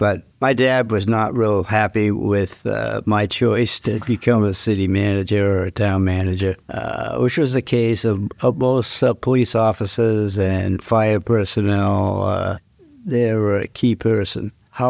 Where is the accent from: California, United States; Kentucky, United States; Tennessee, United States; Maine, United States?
Maine, United States; Portland; Okay, I grew up in Portland, Maine.